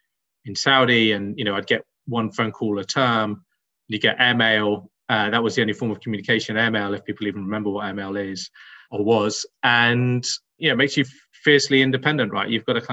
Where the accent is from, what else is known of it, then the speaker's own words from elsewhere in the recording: Netherlands; born there; I was born in Holland, and that's important because I was born below sea level.